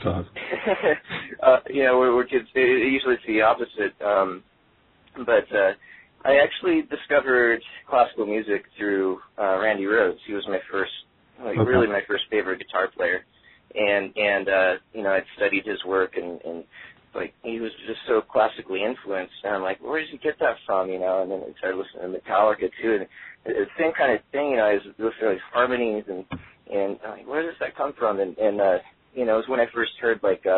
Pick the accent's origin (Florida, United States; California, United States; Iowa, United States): Iowa, United States; Des Moines; moved away as an adult; now in Los Angeles, United States; growing up in Des Moines